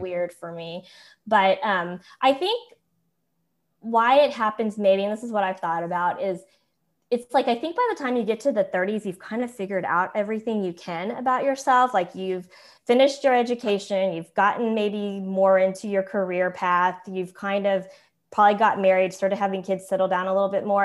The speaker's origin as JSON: {"language": "English", "town": "Tulsa", "region": "Oklahoma", "country": "United States", "tie": "born or raised there", "also_born_or_lived": "South Korea", "moved": "as an adult", "lives_now": "Atlanta, United States", "said": "growing up in Tulsa, Oklahoma, and I was adopted in the seventies"}